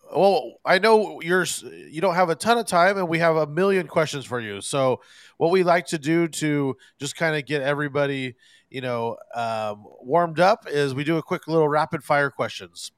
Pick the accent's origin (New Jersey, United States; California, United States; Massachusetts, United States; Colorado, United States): California, United States; Los Angeles; I, am an LA native as well